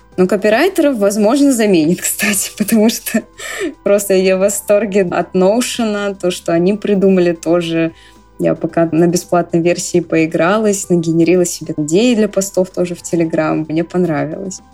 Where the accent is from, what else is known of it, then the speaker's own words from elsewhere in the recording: Bryansk, Bryansk Oblast, Russia; moved away as an adult; now in Moscow, Russia; Сама я два года уже живу в Москве. Родилась в Брянске